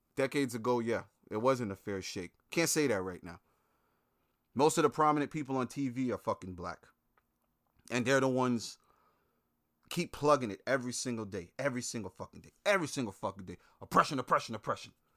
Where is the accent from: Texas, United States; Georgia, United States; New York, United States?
New York, United States; Brooklyn; moved away; growing up in Brooklyn